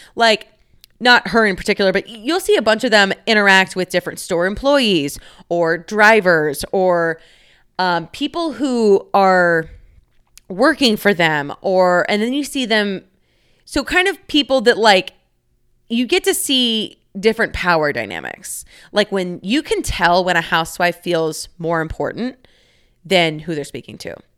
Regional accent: Dallas, Texas, United States; moved away as an adult; now in Chicago, United States; I live in Chicago, Illinois. I am from Dallas, Texas

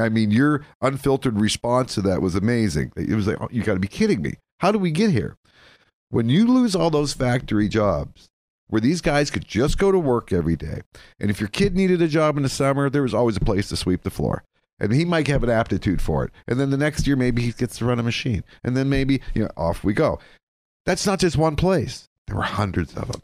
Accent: Erie County, Pennsylvania, United States; I'm a graduate from the Erie County, uh, tech school

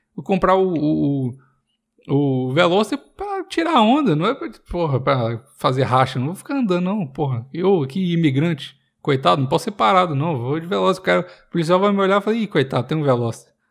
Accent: Minas Gerais, Brazil; moved away; E eu sou mineiro

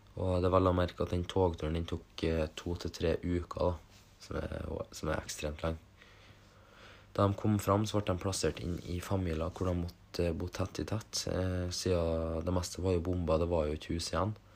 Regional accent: Norway; vi vokste opp i Norge

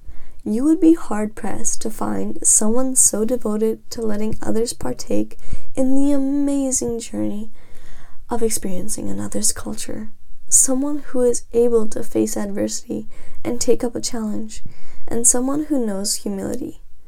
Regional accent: Canada

